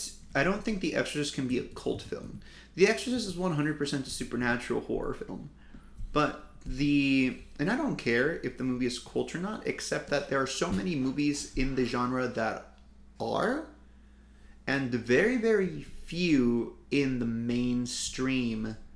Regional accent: Ohio, United States; Growing up in Ohio, this is what came out of it.

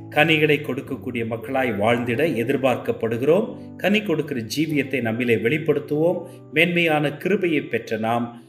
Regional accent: Ooty, Tamil Nadu, India; நான் உதகையிலே பிறந்து வளர்ந்தவன்

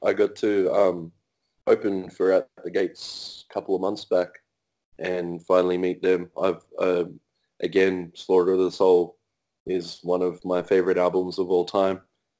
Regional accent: South Coast, near Canberra, New South Wales, Australia; also born or lived in Monga State Forest; I grew up in the bush myself. I come from the South Coast here in near Canberra. I lived on the Monga State Forest for a long time. It's very bushland.

